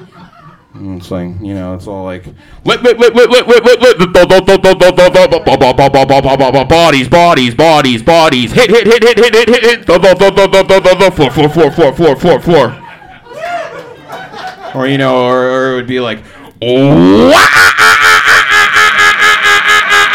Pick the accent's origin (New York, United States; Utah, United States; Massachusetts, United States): Massachusetts, United States; Boston; now in Portland, United States; I'm from Boston